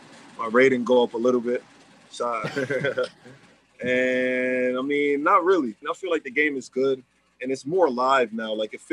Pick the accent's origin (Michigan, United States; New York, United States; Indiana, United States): New York, United States; New York City; growing up in Left Rack City, I would say, I mean, it's definitely different.